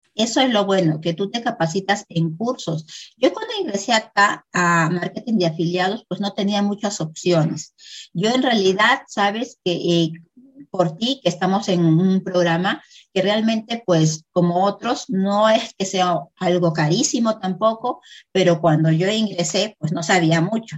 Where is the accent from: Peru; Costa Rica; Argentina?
Peru; Soy de Perú